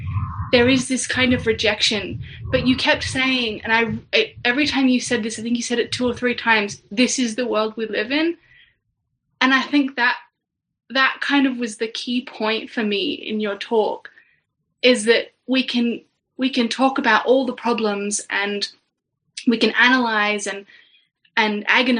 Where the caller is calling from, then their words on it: Canberra, Australian Capital Territory, Australia; We're in Australia, in Canberra.